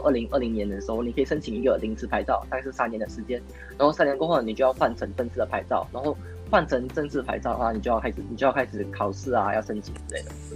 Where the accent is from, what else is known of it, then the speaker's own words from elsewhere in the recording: Kuala Lumpur, Malaysia; also born or lived in Beijing; 我是来自吉隆坡，然后我也是读中生